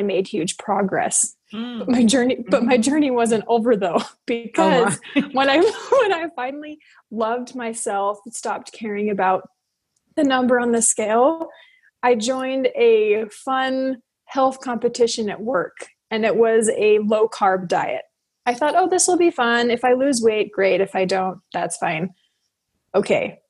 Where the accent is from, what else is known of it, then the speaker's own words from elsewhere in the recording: United States; also born or lived in Tokyo, Japan; I am American